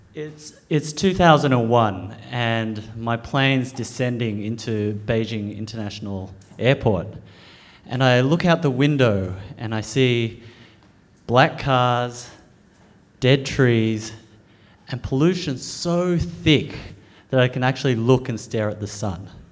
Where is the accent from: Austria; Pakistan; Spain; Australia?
Australia; I'm an Australian born Chinese. I, I was born in Australia, I eat Vegemite, I play cricket